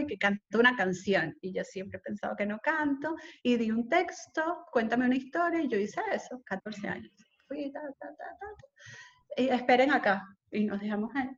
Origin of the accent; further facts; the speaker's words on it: Caracas, Capital District, Venezuela; moved away; also born or lived in Isla de Coche / Margarita; yo me siento mucho más marcada por mi vida en Isla de Coche que por mi vida en Caracas